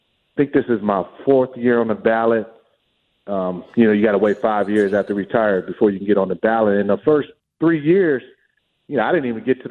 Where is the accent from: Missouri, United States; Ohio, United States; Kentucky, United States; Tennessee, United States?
Ohio, United States; Cleveland; I'm from Cleveland